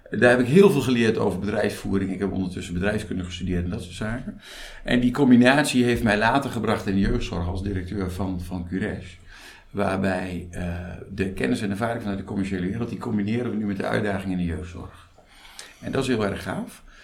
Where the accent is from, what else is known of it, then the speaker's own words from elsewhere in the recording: Veluwe, Gelderland, Netherlands; now in Rijssen, Netherlands; Ja, ja, geboren op de Veluwe. Ik woon in Rijssen.